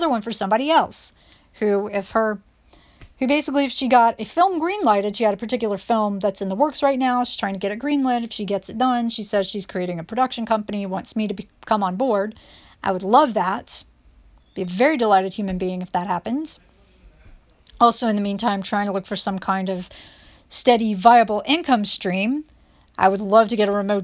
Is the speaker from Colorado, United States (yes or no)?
no; North Carolina, United States; now in New York City, United States; we're in North Carolina